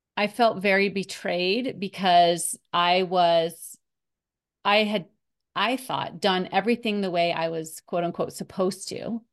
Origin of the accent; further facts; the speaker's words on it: Colorado, United States; moved away as an adult; also born or lived in New York; they had an office in my hometown here in Colorado. So I came back to Colorado